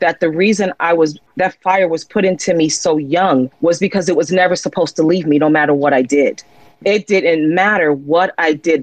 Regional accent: Jersey City, New Jersey, United States; I'm a young girl growing up in Jersey City, New Jersey

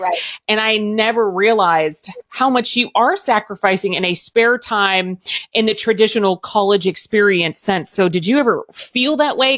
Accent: Southern Indiana, United States; I grew up in Southern Indiana

